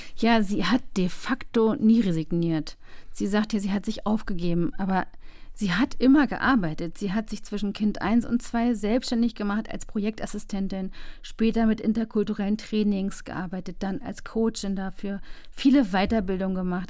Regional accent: East Germany, Germany; Ich bin im Osten aufgewachsen

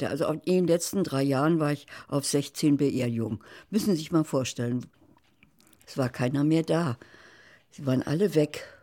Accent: West Germany, Germany; now in Berlin, Germany; Ich wohne direkt in Berlin, ja. Nein, ich bin eine Wessi-Frau. West.

